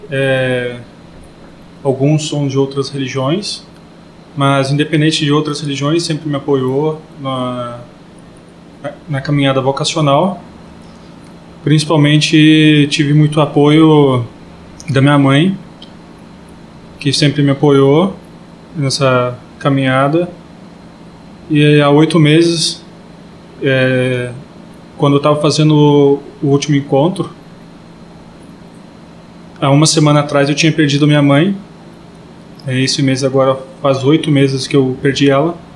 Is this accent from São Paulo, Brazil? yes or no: no; Aiuruoca, south of Minas Gerais, Brazil; sou de Iruoca, sul de Minas